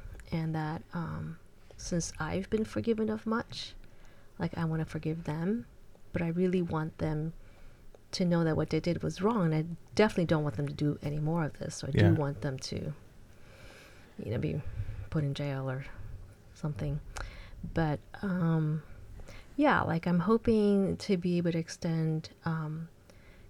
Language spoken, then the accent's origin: English; Chicago, Illinois, United States; born or raised there; English is a second language; also born or lived in São Paulo, Brazil / Champaign-Urbana, Illinois; now in San Francisco Bay Area, United States